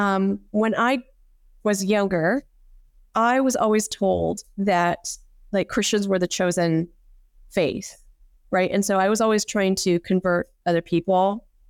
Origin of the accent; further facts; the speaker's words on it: United States; I am Korean American and a woman